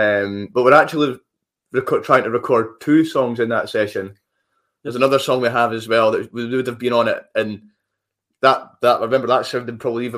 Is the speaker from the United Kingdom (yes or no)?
yes; Scotland, United Kingdom; accent: Scottish; we've got our Scottish accents as well.